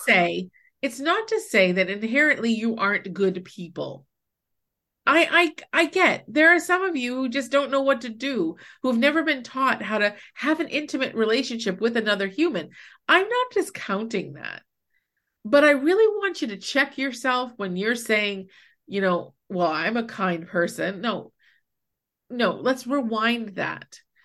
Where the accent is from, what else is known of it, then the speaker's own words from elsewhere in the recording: New Hampshire, United States; also born or lived in Baltimore, Maryland; I moved away from New Hampshire for a year to live with my dad in Maryland, in Baltimore